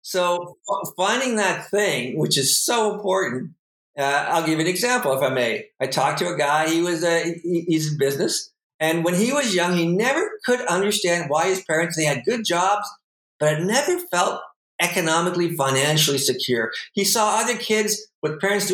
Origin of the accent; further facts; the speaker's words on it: Sarnia, Ontario, Canada; We grew up in Sarnia, so you know dirt roads weren't more than 10 minutes away